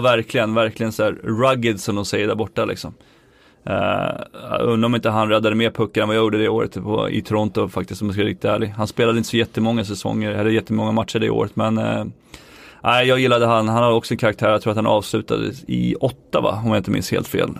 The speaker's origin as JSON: {"language": "Swedish", "country": "Sweden", "moved": "as an adult", "said": "jag var svensk"}